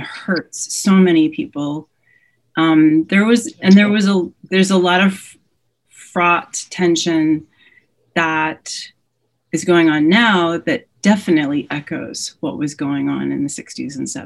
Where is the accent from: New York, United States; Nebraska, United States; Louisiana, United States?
Louisiana, United States; New Orleans; I grew up in New Orleans.